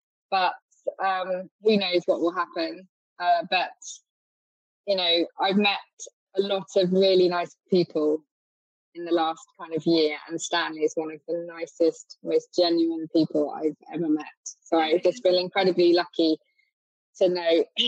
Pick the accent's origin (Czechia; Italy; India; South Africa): Italy; Bagnolo; when I grew up in Bagnolo, and we spent so much time there, it was more about kind of the honey at breakfast, or jam on toast for breakfast, or the white peaches.